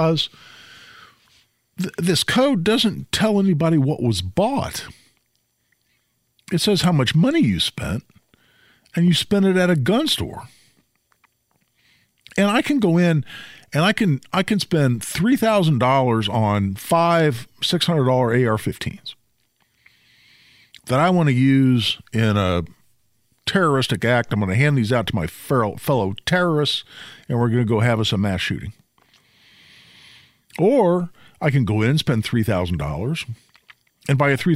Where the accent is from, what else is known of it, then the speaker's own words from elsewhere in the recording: Carmel, Indiana, United States; now in Zionsville, United States; I grew up in Carmel.